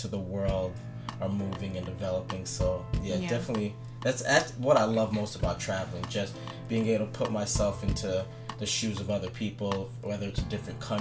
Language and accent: English; East Coast, United States; I'm from the East Coast